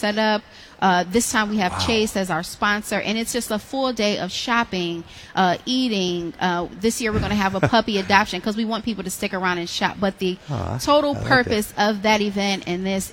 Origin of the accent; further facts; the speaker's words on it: Detroit, Michigan, United States; I'm born and raised in Detroit